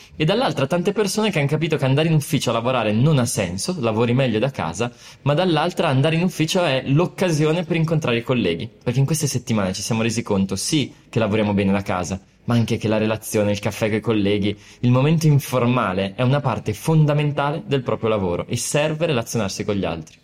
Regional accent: Brescia, Lombardy, Italy; sono partito da, da Brescia, perché sono nato lì

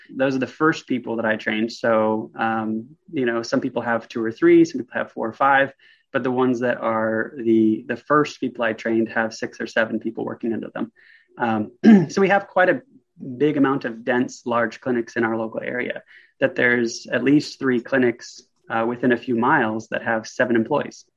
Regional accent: the Northwest, Pacific Northwest, United States; born or raised there; also born or lived in Vancouver, Washington

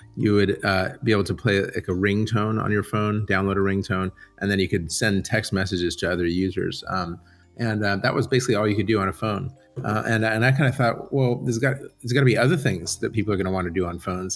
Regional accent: San Diego, California, United States; moved away as an adult; most of my childhood, um, I grew up in San Diego

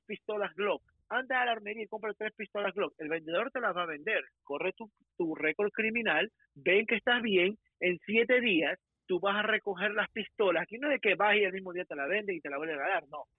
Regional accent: Ecuador; now in United States; yo soy ecuatoriano, yo soy bien latino, hablo español bien

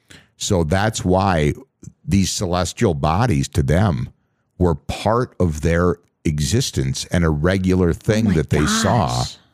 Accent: Minnesota, United States; I grew up again on the Canadian border here in Minnesota, out in the middle of nowhere, and I was hundreds of miles away from any civilization.

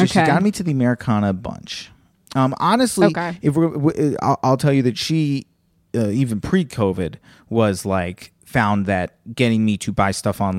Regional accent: Virginia, United States; moved away; you're talking to a kid who went to Virginia Public School.

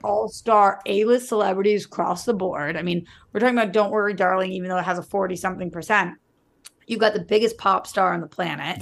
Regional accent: United States; I'm American

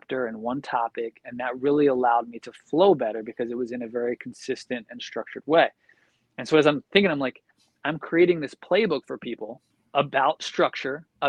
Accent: Philadelphia, Pennsylvania, United States; I'm from Philly

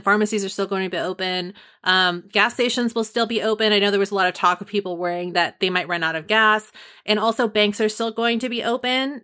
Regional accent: Marin County, California, United States; Marin County, which is my home county. It's like my hometown too.

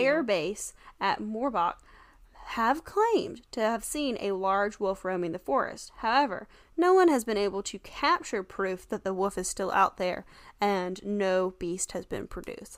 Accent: the South, United States; we're from the South

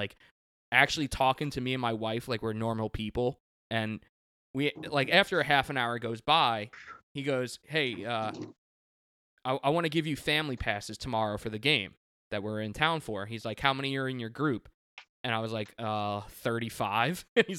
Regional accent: New York, United States; Yeah, my high school didn't either, growing up on Long Island.

